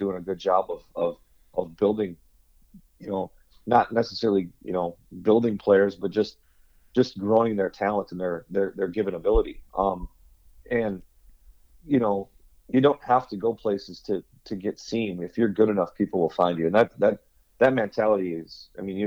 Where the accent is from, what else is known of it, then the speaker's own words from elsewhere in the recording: Richfield, Minnesota, United States; I grew up in Richfield